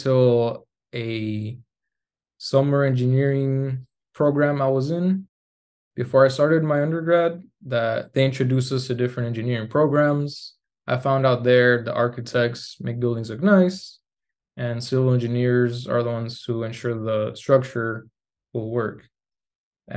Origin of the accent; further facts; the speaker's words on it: Tucson, Arizona, United States; moved away as an adult; also born or lived in Mexico; now in Arlington, United States; I was born and raised in Tucson, Arizona.